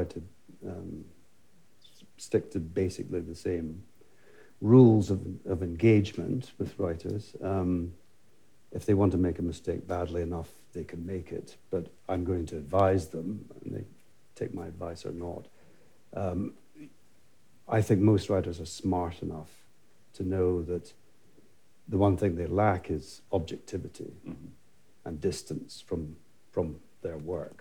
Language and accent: English; Scotland, United Kingdom; I'm Scottish too